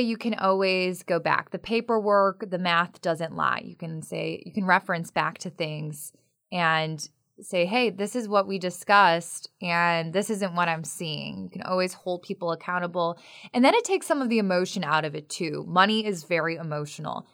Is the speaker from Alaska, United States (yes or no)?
no; Chicago, Illinois, United States; now in North Carolina, United States; I'm from the Midwest. We are, do not live in the city of Oaks in, uh, the Chicagoland area